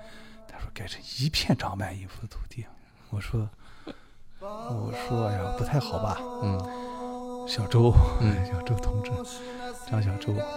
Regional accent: Xinjiang, China; moved away as an adult; also born or lived in Beijing; 我们新疆这边乐手没问题

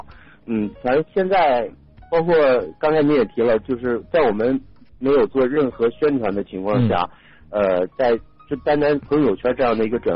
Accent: Qiqihar, Heilongjiang, China; moved away; also born or lived in Beijing; 然后我从小在黑龙江长大，

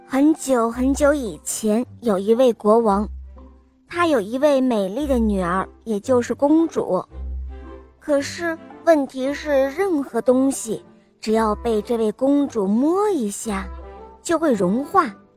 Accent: Jiujiang, Jiangxi, China; 今年我五岁了，我来自江西九江

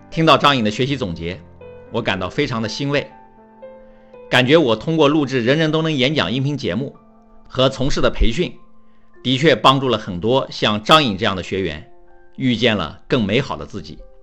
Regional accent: China; 对于我们中国人来说，不敢说，不能说，上不了讲台

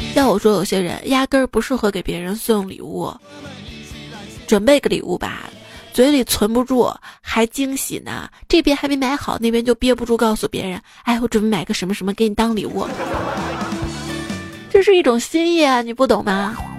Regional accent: Xi'an, Shaanxi, China; 作为一个西安人，我至今没有去过永兴坊

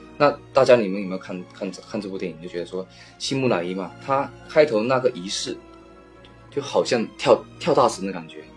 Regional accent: China; 我们大陆这边

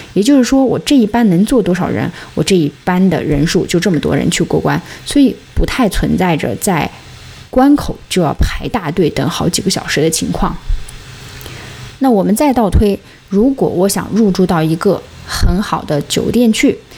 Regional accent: Xinjiang, China; moved away; 家乡新疆最美

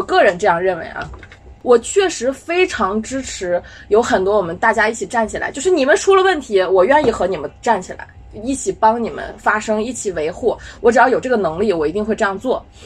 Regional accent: China; 我们中国人经常被说，“哦，你们没有信仰

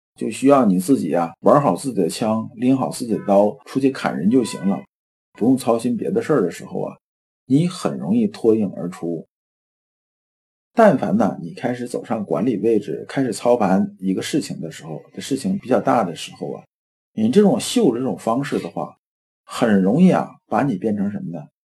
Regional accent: China; 我们中国人

